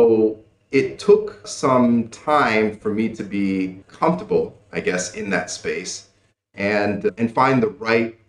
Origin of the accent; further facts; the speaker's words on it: United States; moved away as an adult; now in Cambodia; I was born and raised in the United States.